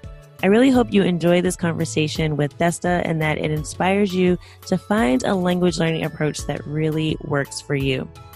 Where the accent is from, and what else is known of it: United States